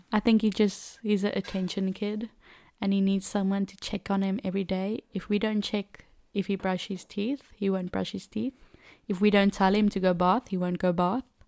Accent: Cape Town, Western Cape, South Africa; first language Afrikaans; English is a second language; moved away as an adult; now in France; I grew up in Cape Town, uh, one of the mother city of South Africa, and I've lived there my whole life

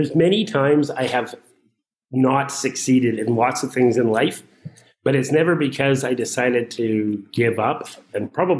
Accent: Saskatchewan, Canada; the world in which I grew up and lived in Saskatchewan, even when I was a kid, I always had a job

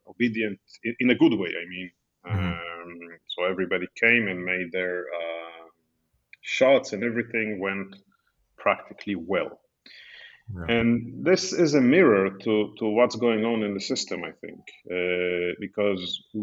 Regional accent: Israel; moved away as an adult; also born or lived in Angola; now in Portugal; I'm originally from Israel. I'm a medical doctor, trained in Israel, worked in Israel many years

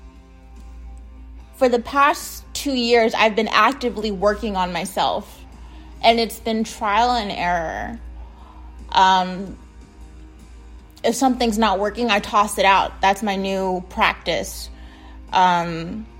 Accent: United States; I'm from the United States

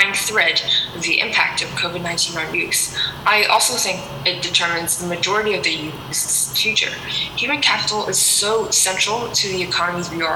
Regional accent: Hong Kong; I'm from Hong Kong.

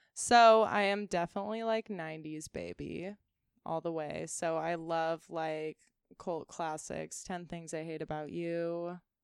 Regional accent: Ventura, California, United States; also born or lived in Chico, California; I grew up here

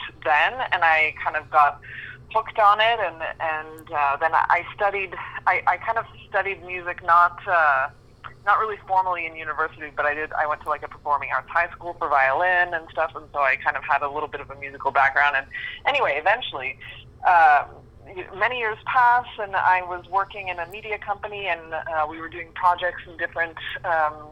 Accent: Canada; So anyway, so I was born and raised in Canada

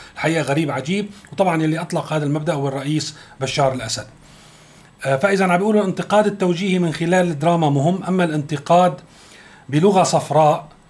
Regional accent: Syria

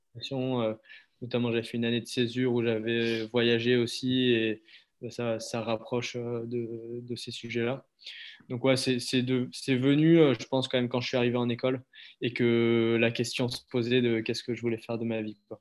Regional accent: Montpellier, Occitania, France; moved away as an adult; also born or lived in Ardèche / Avignon; now in Anglet, France; né à Montpellier, j'ai grandi autour, enfin, avec un petit passage en Ardèche

